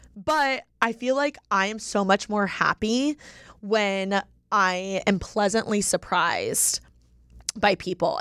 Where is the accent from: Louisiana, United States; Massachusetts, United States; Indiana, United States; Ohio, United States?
Indiana, United States; now in Los Angeles, United States; I'm from Indiana